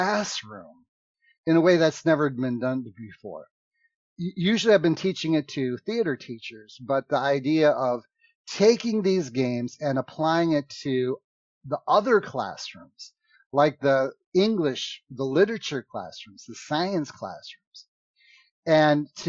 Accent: United States; I'm from America, but I like to talk in funny accents

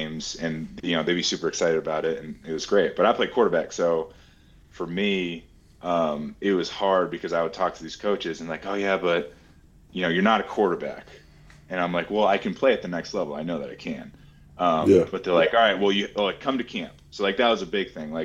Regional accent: Massachusetts, United States; I'm also from Massachusetts

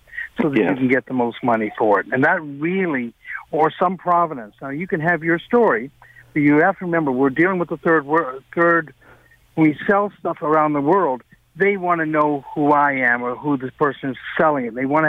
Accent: Canada; Even though I'm a Canadian, I love Canada. I would never move to the United States

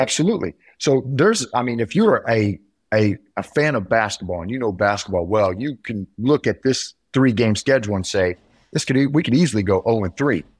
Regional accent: near Kokomo, Indiana, United States; up north by my hometown

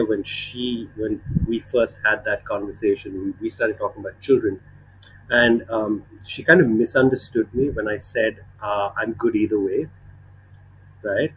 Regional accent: Bangalore, Karnataka, India; now in Chennai, India; I grew up in Bangalore

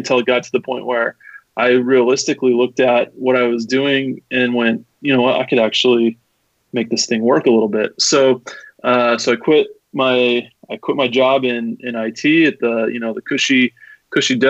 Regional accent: Salt Lake City, Utah, United States; I'm from Salt Lake City. Lived here my entire life

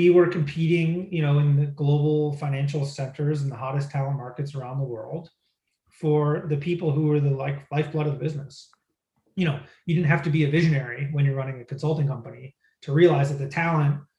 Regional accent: Midwest, United States; because I grew up in the Midwest, I thought, sure, let's go look in Pennsylvania, let's go look in Texas, let's go look in places like that.

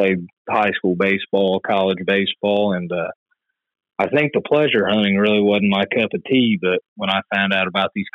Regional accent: Poland, Indiana, United States; I'm from Poland, Indiana

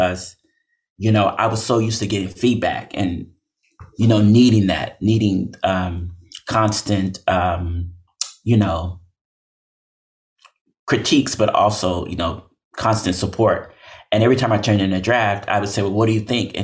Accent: Oakland, California, United States; I was born and raised in Oakland, California

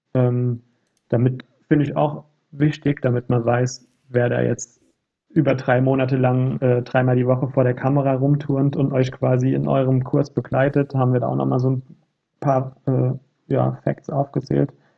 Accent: near Frankfurt, Hesse, Germany; ich komme ja selbst hier aus der Nähe von Frankfurt

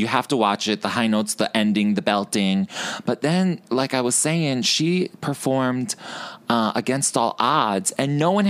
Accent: New York, United States; from Long Island, uh-huh. I'm like, girl, you know Harpersfield High?

